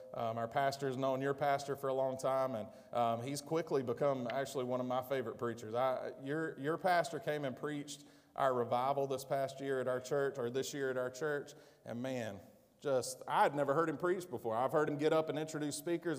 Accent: United States; I'm an American

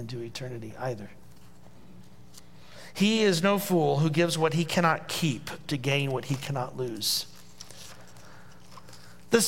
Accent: Indiana, United States; accent: Hoosier; my Hoosier accent

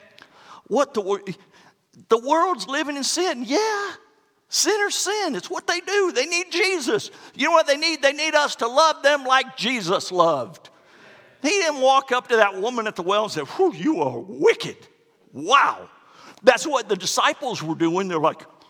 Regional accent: Florida, United States; moved away; I'm from Florida

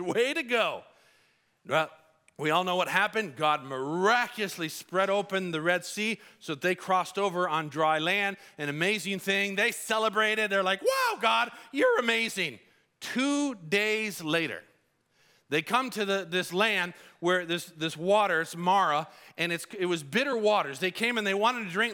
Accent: Colombia; moved away; I grew up in Colombia

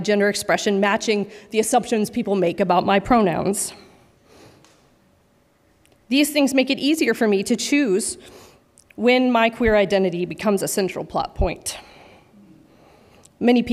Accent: Washington, United States; Growing up in Washington several decades ago

